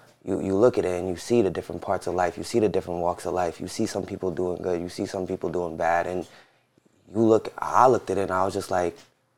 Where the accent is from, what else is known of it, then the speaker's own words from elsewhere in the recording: New York City, New York, United States; And then me and my brother was born in Jamaica. My sister was born in Florida. And we grew up in Jamaica. And then was just there our whole life, basically. And Jamaica, Queens, right? Yeah, Jamaica, Queens.